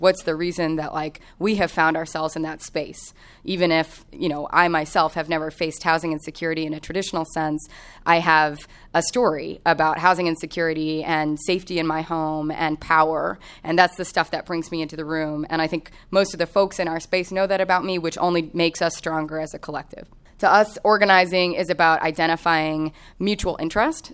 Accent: Kansas City, Kansas, United States; moved away as an adult; also born or lived in Chicago; I grew up in Kansas City on the Kansas side of the state line.

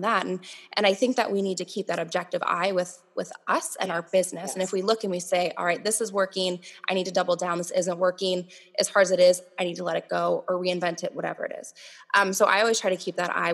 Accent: Minnesota, United States; moved away as an adult; also born or lived in Missouri; I grew up here in Minnesota, and then we moved to Missouri

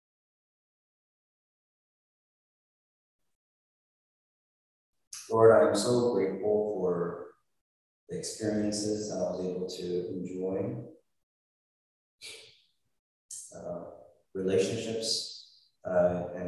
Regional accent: United States; I'm Korean American, right? And I grew up in a Korean Presbyterian church

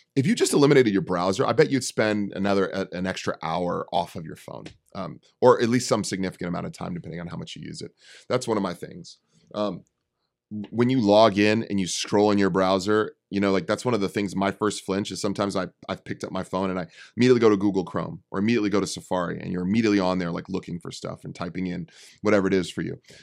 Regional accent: Bay Area, California, United States; I'm from the Bay Area. I'm from the city

